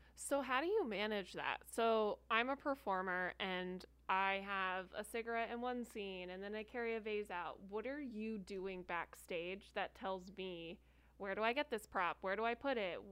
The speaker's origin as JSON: {"language": "English", "region": "New Jersey", "country": "United States", "tie": "born or raised there", "moved": "yes", "lives_now": "Arizona, United States", "said": "I was born and raised in New Jersey."}